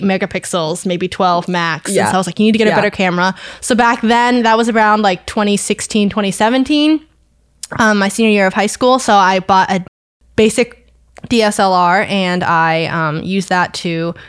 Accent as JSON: {"language": "English", "region": "Vermont", "country": "United States", "tie": "born or raised there", "said": "I was born and raised in Vermont. I went to high school in Milton at Milton High School"}